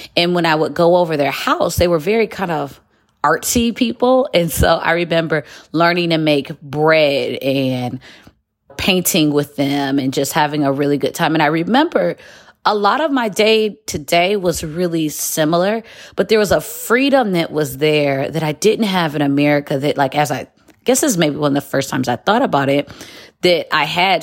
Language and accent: English; Detroit, Michigan, United States; moved away as an adult; also born or lived in Chicago, United States / Qatar; I'm from Metro Detroit